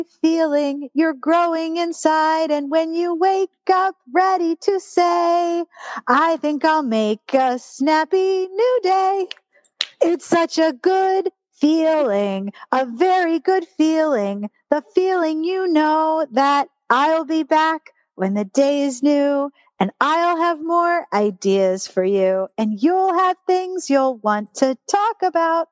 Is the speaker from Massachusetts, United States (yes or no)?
no; Pittsburgh, Pennsylvania, United States; Children's Hospital of Pittsburgh. Yep. That's my hometown.